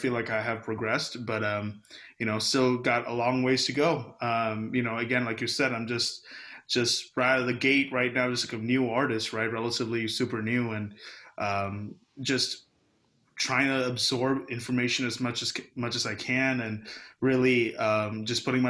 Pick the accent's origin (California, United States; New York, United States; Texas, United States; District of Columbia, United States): Texas, United States; Houston; also born or lived in Kerala, India (ancestry); I'm straight from Houston, Texas, Mo City